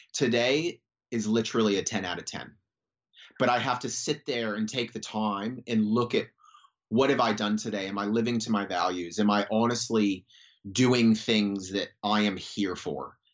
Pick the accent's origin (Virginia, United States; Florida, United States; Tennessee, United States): Florida, United States; moved away as an adult; now in Western Australia, Australia; I grew up in Florida